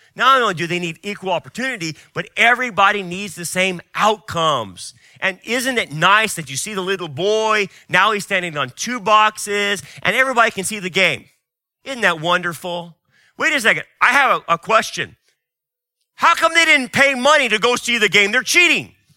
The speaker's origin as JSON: {"language": "English", "country": "United States", "said": "As an American and as a biblicist, as a Christian"}